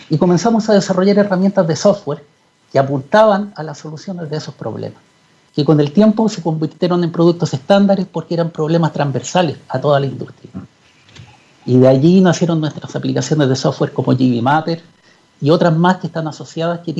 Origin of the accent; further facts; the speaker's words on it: Chuquicamata, Antofagasta, Chile; mi padre es geólogo y yo viví cuando niño en Chuquicamata. Mi padre era eh, jefe de geología en Chuquicamata durante muchos años.